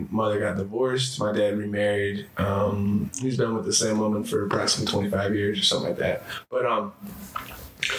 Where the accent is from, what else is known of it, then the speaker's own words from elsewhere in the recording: Norwalk, Ohio, United States; moved away; when I was a kid growing up in Norwalk, Ohio